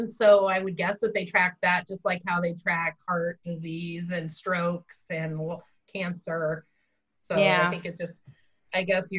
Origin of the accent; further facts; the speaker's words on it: California, United States; So we're from California, and I know we have a number of Native American tribes around here.